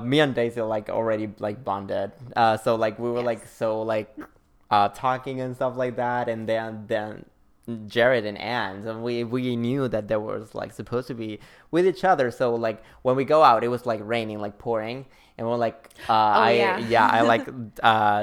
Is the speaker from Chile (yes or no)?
yes; Chile; now in New York, United States; back in my hometown because I'm from Chile. I'm from Chile